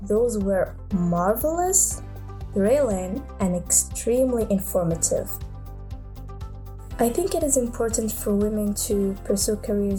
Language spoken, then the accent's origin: English; Morocco; I'm from Morocco.